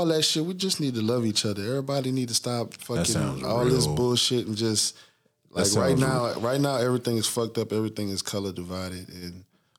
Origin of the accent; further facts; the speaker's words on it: New Orleans, Louisiana, United States; I'm from New Orleans.